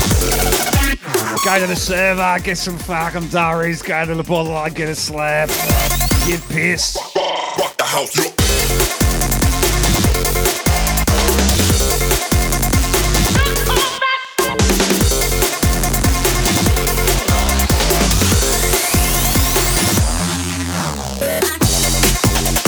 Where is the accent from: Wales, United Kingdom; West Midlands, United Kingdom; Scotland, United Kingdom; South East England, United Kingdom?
South East England, United Kingdom; Southampton; also born or lived in London; now in Brisbane, Australia; I'm from Southampton originally.